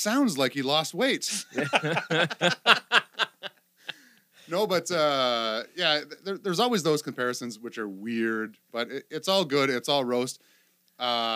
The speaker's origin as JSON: {"language": "English", "town": "Sault Ste. Marie", "region": "Ontario", "country": "Canada", "tie": "born or raised there", "moved": "yes", "lives_now": "Ottawa, Canada", "said": "my hometown"}